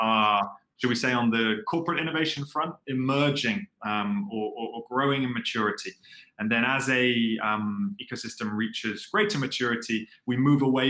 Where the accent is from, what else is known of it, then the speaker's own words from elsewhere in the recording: London, United Kingdom; moved away as an adult; now in Singapore; So I'm originally from London, so I'm British